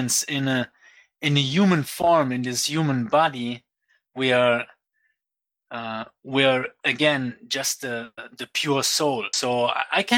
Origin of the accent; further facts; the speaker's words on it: Aachen, North Rhine-Westphalia, Germany; moved away as an adult; also born or lived in Fiji; I grew up in Germany. In Aachen, near Cologne, next to Belgium and Netherlands